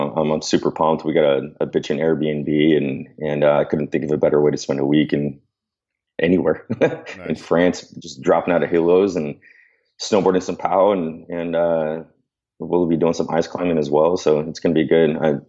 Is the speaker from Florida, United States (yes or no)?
no; San Diego, California, United States; dude, I'm from San Diego, so I was dying.